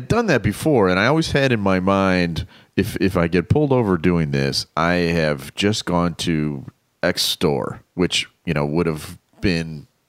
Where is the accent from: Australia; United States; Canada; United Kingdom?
United States; Chicago, Illinois; I'm from Chicago.